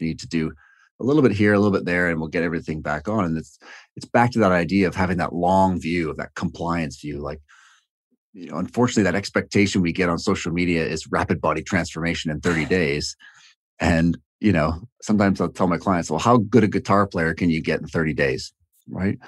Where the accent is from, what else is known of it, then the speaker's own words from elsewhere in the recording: Toronto, Ontario, Canada; also born or lived in Hamilton, Canada; I'm from Toronto